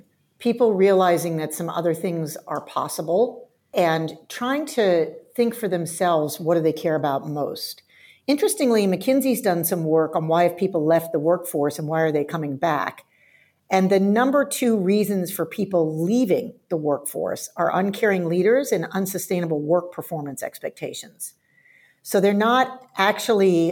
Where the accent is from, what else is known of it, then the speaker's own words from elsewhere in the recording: near Stanford University, California, United States; moved away as an adult; now in Australia; I did grow up in the US, and I grew up near Stanford University